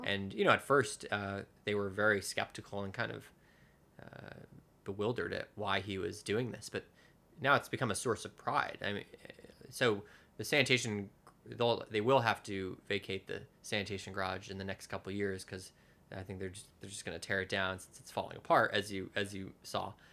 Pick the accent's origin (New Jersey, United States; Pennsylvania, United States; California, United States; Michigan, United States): New Jersey, United States; moved away as an adult; now in New York, United States; my hometown in New Jersey